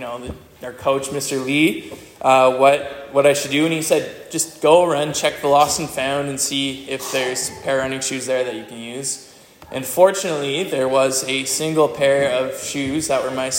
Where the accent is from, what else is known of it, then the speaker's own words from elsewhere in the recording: Hawkesbury, Alexandria, Dalkeith area, Ontario, Canada; moved away as an adult; now in Abbotsford, Canada; So I've lived in Manquehill and Hawkesbury, Laurier, Alexandria, Dalkeith, so I grew up in this area.